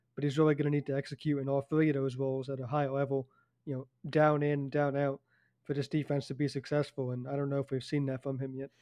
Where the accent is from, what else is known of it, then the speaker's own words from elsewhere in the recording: Point Pleasant, New Jersey, United States; moved away; also born or lived in Montclair, New Jersey; I'm from Point Pleasant.